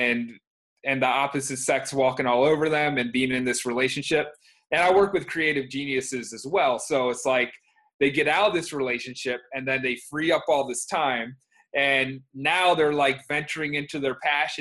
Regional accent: Baltimore County, Maryland, United States; now in Baltimore, United States; I grew up around here, and where I am right now

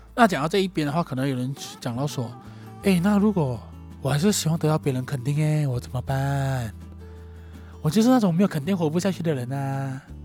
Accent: Johor, Malaysia; moved away as an adult; also born or lived in Kuala Lumpur; 那我家乡在瑞罗富

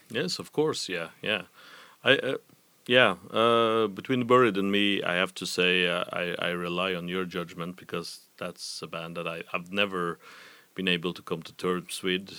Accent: Trondheim, Trøndelag, Norway; from my hometown of Trondheim

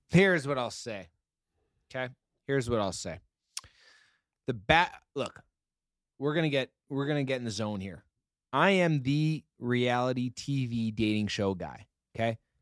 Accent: Canada; We're Canadian. We say it a little

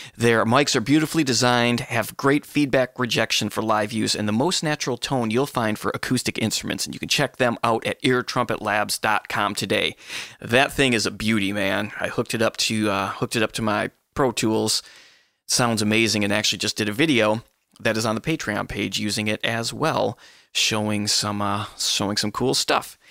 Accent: Michigan, United States; my home state, Michigan

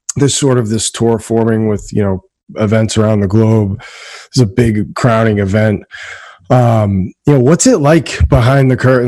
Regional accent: Danvers, Massachusetts, United States; I'm from Danvers

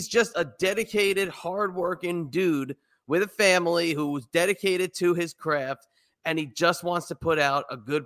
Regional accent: New Jersey, United States; now in Virginia, United States; I'm in Virginia. I'm from New Jersey.

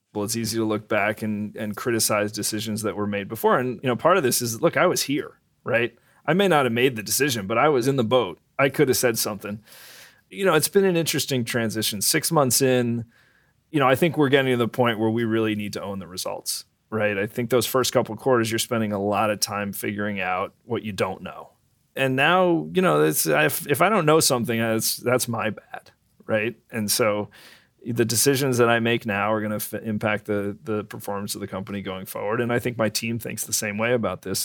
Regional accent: Brookfield, Connecticut, United States; I grew up in Brookfield, Connecticut

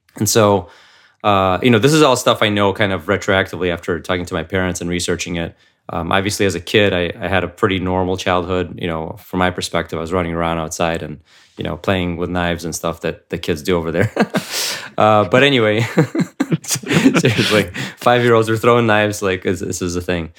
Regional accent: United States; also born or lived in Ukraine; I came here, uh, to the United States when I was seven, uh, with my family.

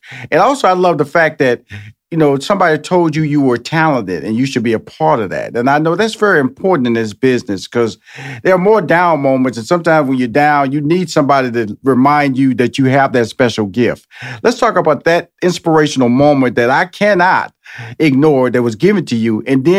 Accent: Texas, United States; You didn't come from Montana. I was born and raised in Texas.

